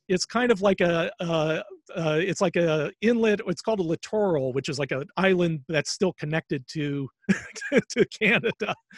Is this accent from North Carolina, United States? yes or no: yes; Charlotte, North Carolina, United States; I grew up in Charlotte, North Carolina